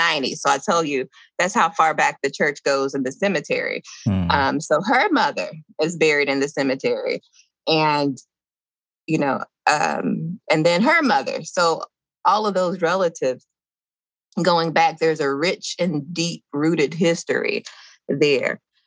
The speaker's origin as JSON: {"language": "English", "town": "Dublin", "region": "Georgia", "country": "United States", "tie": "born or raised there", "said": "I grew up in a little small town in Georgia called Dublin, Georgia."}